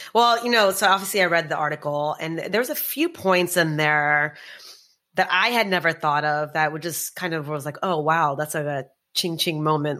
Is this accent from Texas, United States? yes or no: yes; Texas, United States; also born or lived in New York area; now in New York, United States; I grew up in Texas